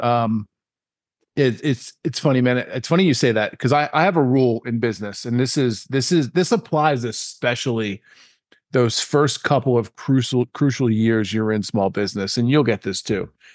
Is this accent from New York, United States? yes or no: yes; Long Island, New York, United States; I'm born and raised in New York, Long Island, New York